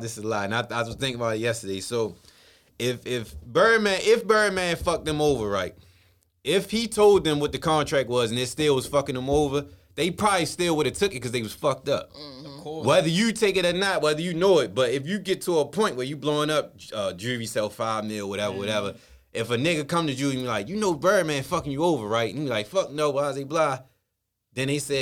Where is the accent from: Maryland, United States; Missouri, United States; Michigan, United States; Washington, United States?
Maryland, United States; Baltimore; I'm from Baltimore